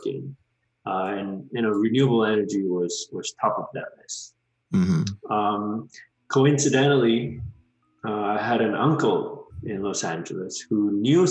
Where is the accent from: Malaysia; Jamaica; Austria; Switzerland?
Malaysia; moved away as an adult; also born or lived in Georgia, United States; I'm originally from Malaysia. I was a transfer student from Malaysia. I did 2 years of college there and then transferred over in 2006 to Georgia Tech